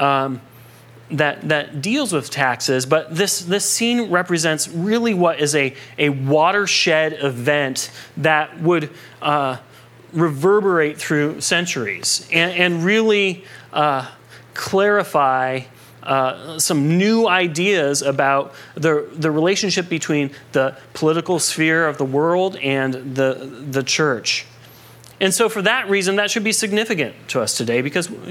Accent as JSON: {"language": "English", "country": "United States", "tie": "born or raised there", "said": "Growing up in America"}